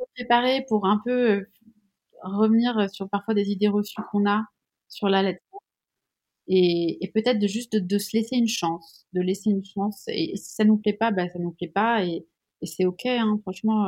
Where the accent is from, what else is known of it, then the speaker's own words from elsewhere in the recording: Switzerland; Je suis suisse